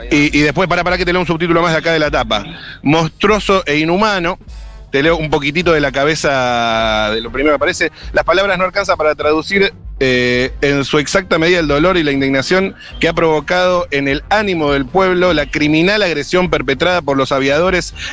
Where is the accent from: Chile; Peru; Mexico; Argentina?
Argentina; Mar del Plata, Buenos Aires Province; Desconozco porque yo soy de Mar del Plata.